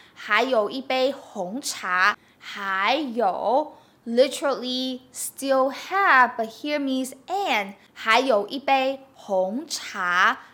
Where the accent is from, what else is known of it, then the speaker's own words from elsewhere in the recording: Taiwan; Since I'm from Taiwan